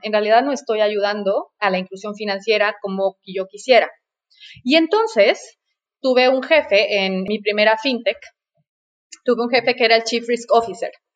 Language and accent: Spanish; Mexico City, Mexico; also born or lived in La Paz, Baja California Sur / Paris; Nací en la Ciudad de México, por suerte, porque en realidad eh, yo estaba destinada a nacer en La Paz, Baja California